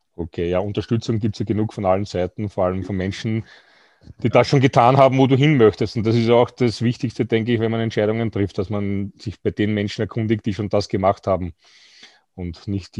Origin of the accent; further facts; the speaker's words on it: Austria; bei uns in Österreich